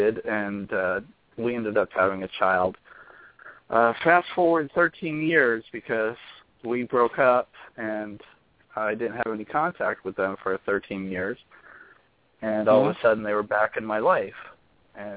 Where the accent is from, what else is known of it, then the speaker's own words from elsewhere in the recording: Long Island, New York, United States; moved away as an adult; also born or lived in Newburgh, New York; now in Poughkeepsie, United States; I'm originally from Long Island.